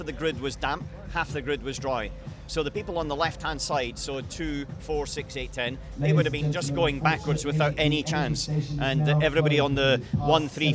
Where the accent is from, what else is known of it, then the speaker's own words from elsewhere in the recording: Scotland, United Kingdom; now in Monaco; I come from Scotland.